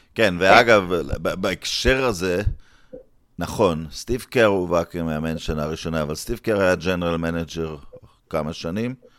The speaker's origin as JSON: {"language": "Hebrew", "town": "Netanya", "region": "Central District", "country": "Israel", "tie": "born or raised there", "said": "בילדותי, ברחוב שער הגיא ונתניה"}